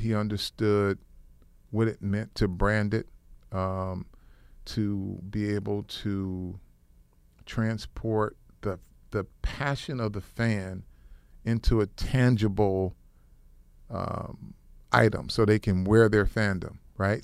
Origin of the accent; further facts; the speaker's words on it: Flint, Michigan, United States; I grew up in Flint, Michigan, uh, little town